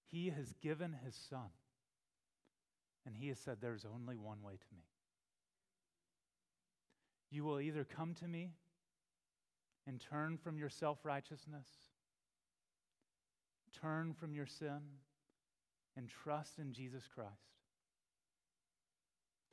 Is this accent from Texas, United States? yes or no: yes; Texas, United States; I remember growing up in Texas, and there we were familiar with wildfires.